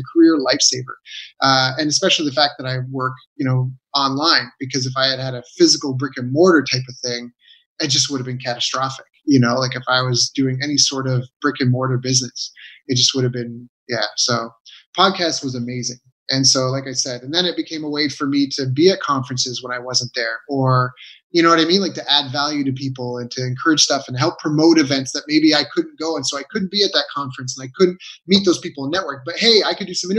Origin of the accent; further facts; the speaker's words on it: Canada; moved away as an adult; I was very isolated in Canada, in my hometown, you know, a small town